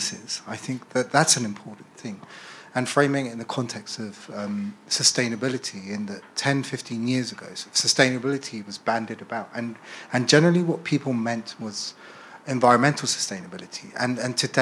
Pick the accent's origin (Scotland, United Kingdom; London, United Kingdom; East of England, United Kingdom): London, United Kingdom; also born or lived in Colombia; I was born in Colombia, raised as a London and educated here in the UK